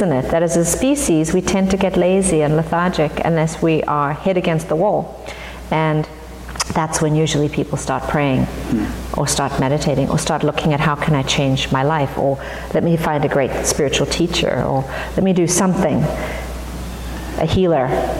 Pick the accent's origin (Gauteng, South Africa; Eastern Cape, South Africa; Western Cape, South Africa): Gauteng, South Africa; Johannesburg; moved away as an adult; now in United States; I grew up in South Africa in the apartheid era